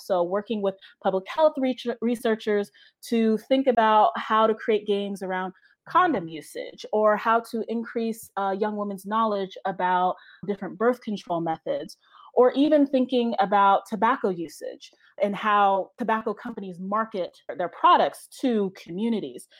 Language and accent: English; Pennsylvania, United States; moved away; I am from Pennsylvania